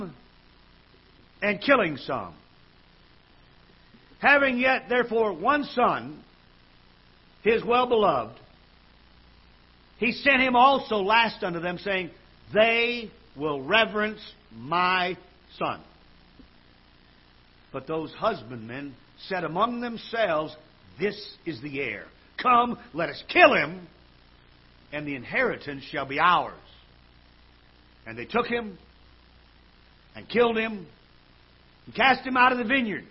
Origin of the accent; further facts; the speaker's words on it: Michigan, United States; now in Missouri, United States; I was brought up in Michigan